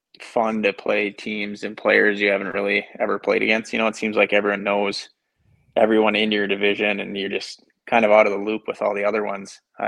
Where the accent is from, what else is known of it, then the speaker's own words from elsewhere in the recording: Michigan, United States; we're from Michigan